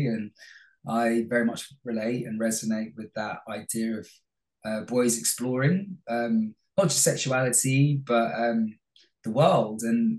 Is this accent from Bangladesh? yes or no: yes; Bangladesh; moved away; also born or lived in London, United Kingdom; I was born in London, in Hammersmith. {S4} Yeah. {S5} Lived in Olympia, which is in West London, for the first 2 years, and then moved to Bangladesh.